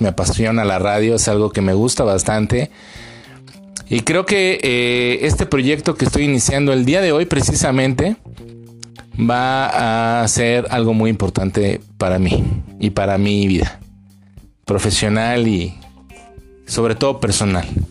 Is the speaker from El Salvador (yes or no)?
no; Mexico; nosotros como mexicanos